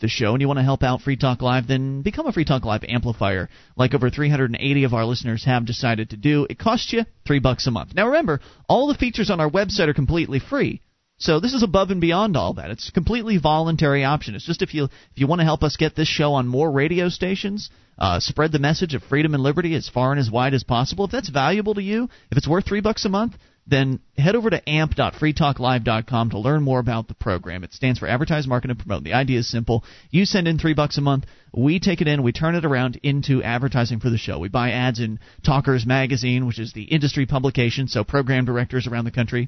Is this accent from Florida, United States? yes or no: yes; Florida, United States; moved away as an adult; now in Keene, United States; we moved about 9 months ago from Florida. We were born and raised there, up here to Keene